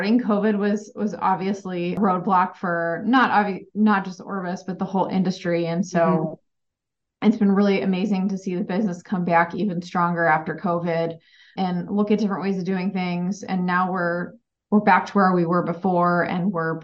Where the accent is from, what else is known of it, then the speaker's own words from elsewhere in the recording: Ohio, United States; moved away as an adult; also born or lived in Arizona / Chicago, Illinois; I grew up in Ohio and I went out to Arizona State for college